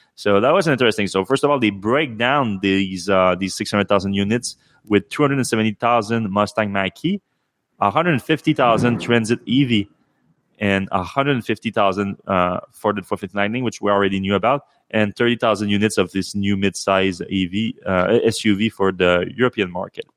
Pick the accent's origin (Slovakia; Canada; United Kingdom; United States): Canada; me being Canadian